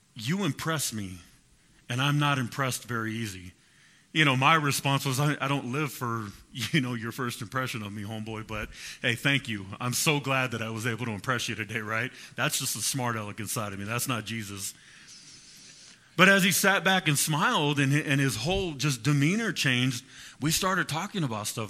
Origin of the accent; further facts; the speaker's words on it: Fresno, California, United States; I'm from Fresno